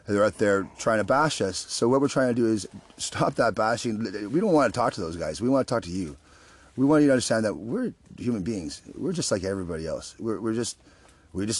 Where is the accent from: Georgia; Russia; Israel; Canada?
Canada; We're Canadian citizens